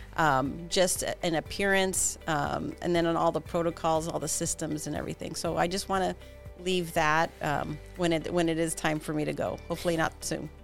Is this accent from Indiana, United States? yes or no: no; Pico Rivera, California, United States; also born or lived in Santa Cruz, California; as a child, I grew up in Pico Rivera, California, a little suburb of, of Los Angeles